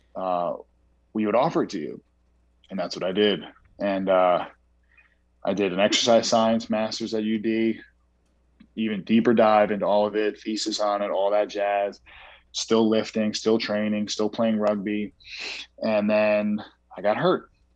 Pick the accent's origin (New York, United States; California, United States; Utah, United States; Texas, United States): New York, United States; I grew up in New York